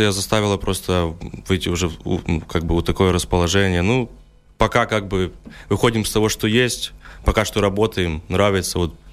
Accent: Ukraine; now in Lithuania; то, что мы выехали вот с Украины работать сюда уже в Литву, тоже так просто как бы склалось, что, ну, нужно было, знаете, как бы что-то менять, зарабатывать деньги, тем более война

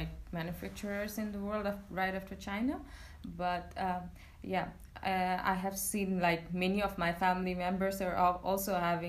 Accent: Bangladesh; I'm 25 years old and I'm from Bangladesh.

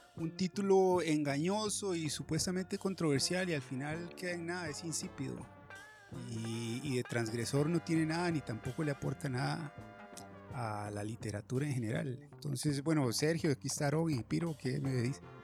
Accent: San José, Costa Rica; yo, que soy de San José

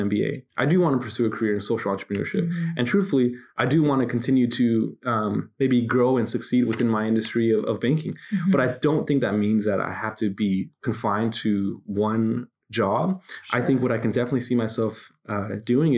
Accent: Santa Ana, California, United States; growing up in Santa Ana

